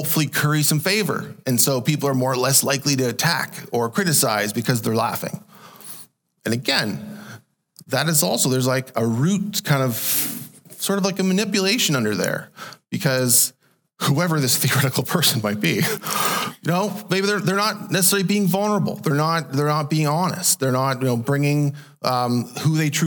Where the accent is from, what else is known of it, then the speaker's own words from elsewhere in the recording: Canada; I was born into Canada, and so I'm born a Canadian citizen